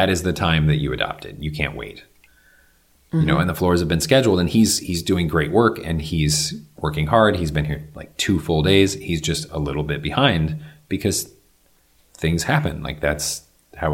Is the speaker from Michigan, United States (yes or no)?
yes; Michigan, United States; moved away; my hometown in Michigan